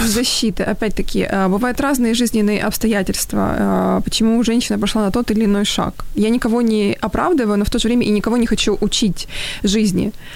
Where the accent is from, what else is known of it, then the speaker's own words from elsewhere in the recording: Dnipro, Dnipropetrovsk Oblast, Ukraine; в моем родном городе в Днепре